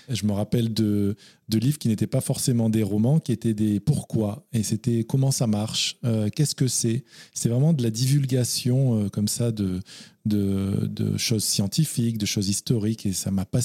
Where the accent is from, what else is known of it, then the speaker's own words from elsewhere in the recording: Narbonne / Carcassonne area, Occitania, France; l'Occitanie, oui, dont bah on est originaire tous les deux moi, je suis plus du côté Narbonnais, Carcassonnais. D'accord. Bah, ma mère est de Carcassonne et ah mes, grands-parents étaient à Carcassonne, donc j'allais passer tous mes étés à Carcassonne.